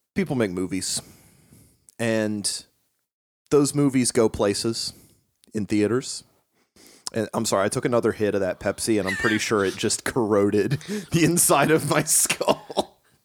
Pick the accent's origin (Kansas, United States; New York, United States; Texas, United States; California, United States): Kansas, United States; also born or lived in Appalachia; I grew up in Kansas.